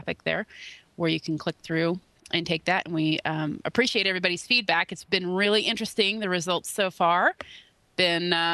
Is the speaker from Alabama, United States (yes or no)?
no; Kansas, United States; I'm from Kansas